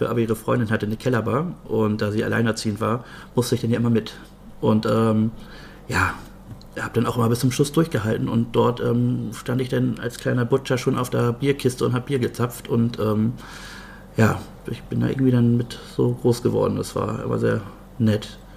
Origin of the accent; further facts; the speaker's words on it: Bad Oldesloe, Schleswig-Holstein, Germany; also born or lived in Brunsbüttel; now in Meldorf, Germany; Also ich bin in Bad Oldesloe geboren und ähm, bin dann aber mit 12, 13 nach Brunsbüttel gezogen, bin dann eher doch so Brunsbüttler. Wohne jetzt aber auch schon fast drei Jahre in Meldorf.